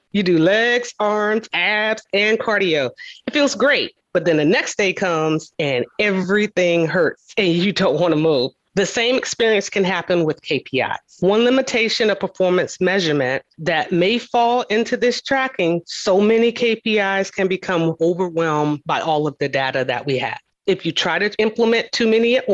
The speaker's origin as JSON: {"language": "English", "region": "the South", "country": "United States", "said": "I'm from the South"}